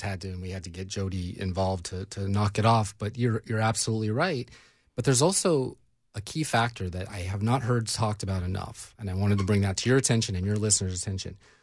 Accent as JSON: {"language": "English", "region": "California", "country": "United States", "also_born_or_lived": "Washington State", "moved": "as an adult", "lives_now": "Tennessee, United States", "said": "I'm from California, so I got to be an observer of another place before coming here"}